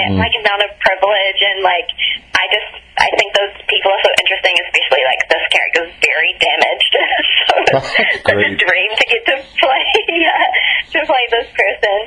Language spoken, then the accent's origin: English; New Zealand; also born or lived in Ithaca, New York, United States / Ireland; we moved back to Ireland, and then we immigrated to New Zealand when I was three